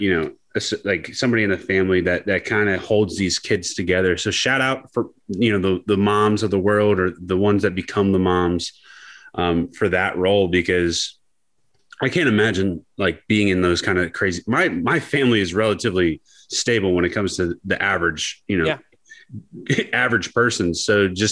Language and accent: English; Youngstown, Ohio, United States; I grew up in Youngstown.